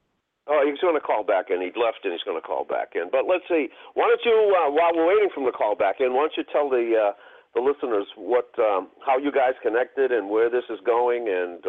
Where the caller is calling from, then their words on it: Boston, Massachusetts, United States; I'm calling from Boston, Massachusetts.